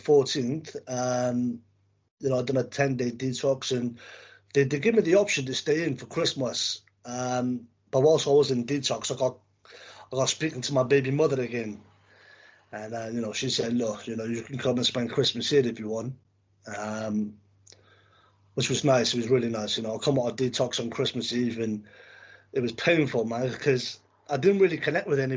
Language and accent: English; Cardiff, Wales, United Kingdom; now in England, United Kingdom; I'm originally from Wales.